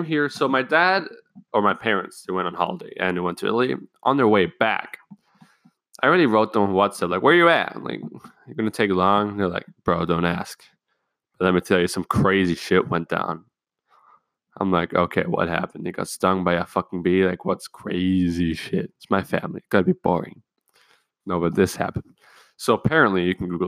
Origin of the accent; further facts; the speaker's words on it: Germany; I'm from Germany